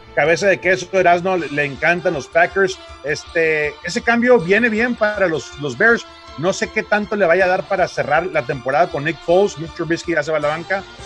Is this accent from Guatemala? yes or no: no; Mexico